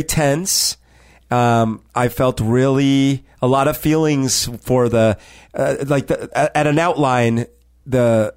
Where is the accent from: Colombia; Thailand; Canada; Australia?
Colombia; now in Seattle, United States; my childhood in Colombia